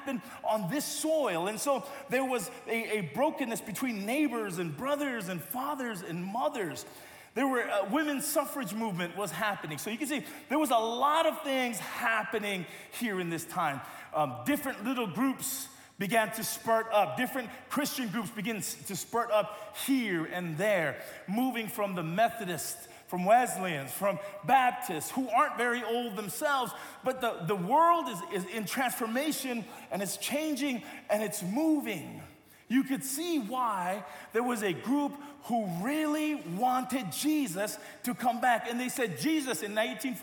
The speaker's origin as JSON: {"language": "English", "country": "United States", "tie": "born or raised there", "said": "I grew up in America"}